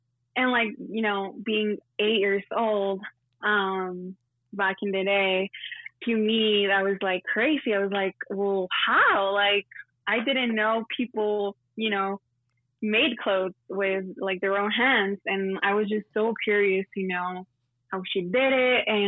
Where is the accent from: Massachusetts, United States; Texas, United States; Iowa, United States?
Texas, United States; El Paso; born there; I was born in El Paso, but then my parents are from Juarez, which is Mexico.